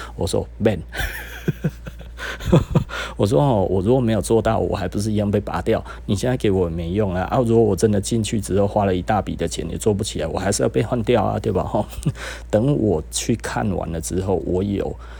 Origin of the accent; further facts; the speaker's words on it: Taiwan; 我们台湾人其实是有优势的啦